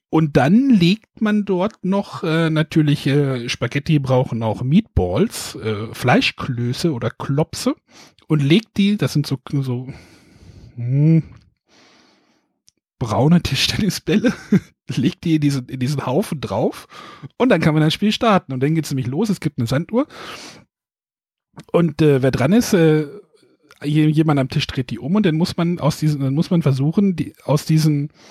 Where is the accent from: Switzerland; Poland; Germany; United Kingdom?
Germany; Northern Germany; Man knüddelt es zusammen, würde ich jetzt so als Norddeutscher hier sagen.